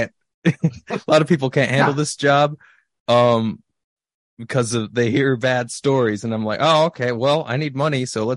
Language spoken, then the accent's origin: English; California, United States; I was going to college in Minnesota. I was originally from California.